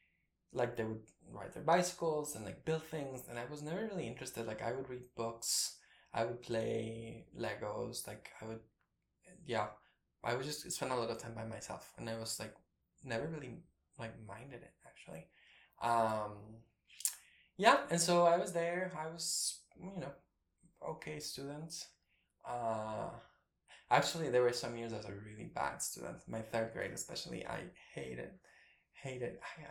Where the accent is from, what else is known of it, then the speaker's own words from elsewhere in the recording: Guatemala; I have a lot of siblings, but I grew up with two. I think I mean, my dad was in the army, and he served in the army during the war, the conflict.